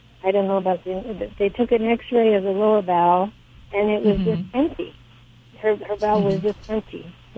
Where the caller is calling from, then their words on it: Monticello, Illinois, United States; I am in Monticello, Illinois.